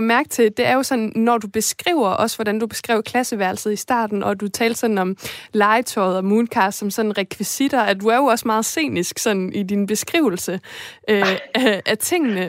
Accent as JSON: {"language": "Danish", "town": "Esbjerg", "region": "Southern Denmark", "country": "Denmark", "said": "jeg kommer fra Esbjerg, og Fanø ligger lige ved siden af"}